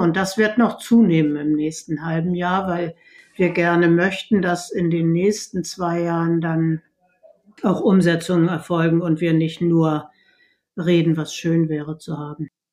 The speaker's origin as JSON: {"language": "German", "region": "Hamburg", "country": "Germany", "said": "ich bin Hamburgerin und mir liegt die Innenstadt am Herzen"}